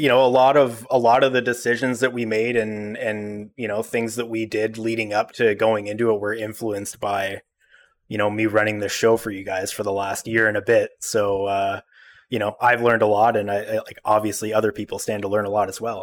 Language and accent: English; Ottawa, Ontario, Canada; I've lived in Ottawa my whole life, but, you know, I don't frequent, uh, Gloucester. I grew up in Manitic and Greeley